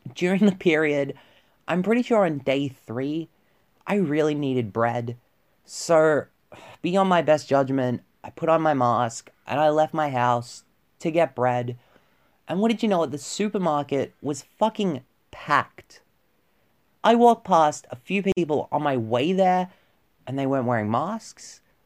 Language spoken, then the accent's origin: English; Victoria, Australia; my home state of Victoria